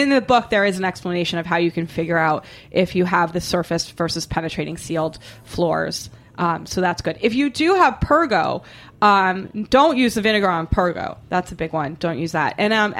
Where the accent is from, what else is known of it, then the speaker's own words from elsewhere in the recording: Boston, Massachusetts, United States; I laugh and laugh and laugh because I'm from Boston and I have the mind of a 13-year-old boy. And it sounds to me like how we would say boner in Boston.